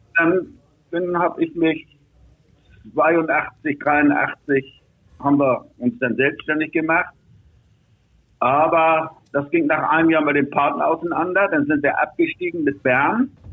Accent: Hamburg, Germany; moved away as an adult; now in Switzerland; ich als Hamburger

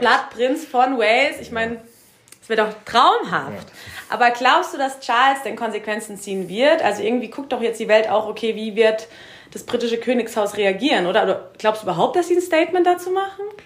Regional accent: Germany; wir als Deutsche

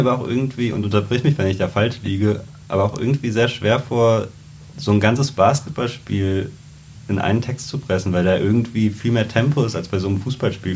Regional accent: Trier, Rhineland-Palatinate, Germany; moved away; wo ich herkomme in Trier

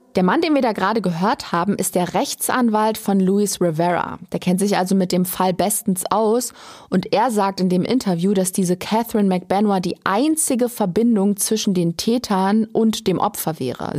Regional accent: Germany; Bei uns in Deutschland

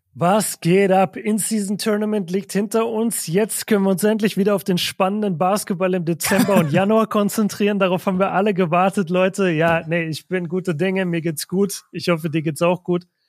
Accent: Nuremberg, Bavaria, Germany; ich bin, ich bin ja ein Nürnberger Kind

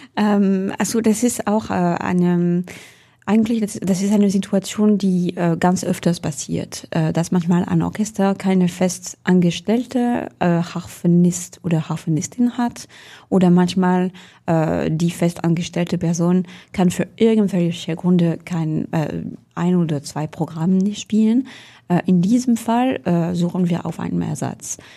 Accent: Orléans, Centre-Val de Loire, France; German is a second language; now in Hamburg, Germany; ich bin zwar in Orléans geboren

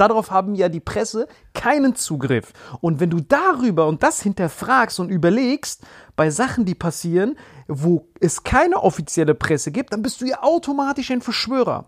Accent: Germany; wir als Deutsche

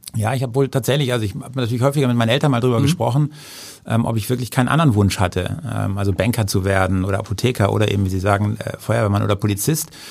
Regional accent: Husum, Schleswig-Holstein, Germany; now in Hamburg, Germany; meiner Heimatstadt Husum

